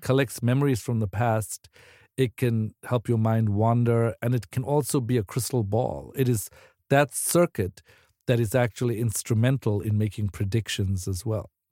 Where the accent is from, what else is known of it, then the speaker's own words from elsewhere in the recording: South Africa; moved away as an adult; now in United States; I'm originally from South Africa, so I was sort of like what my friends would call like a like uh, too eager immigrant.